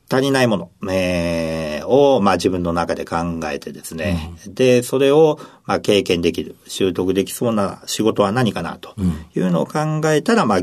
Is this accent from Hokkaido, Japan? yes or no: no; Nagoya, Aichi, Japan; now in Sapporo, Japan; 1971年4月10日です。えー、48歳ですね。はい。ご出身はどちらでしょうか出身は名古屋市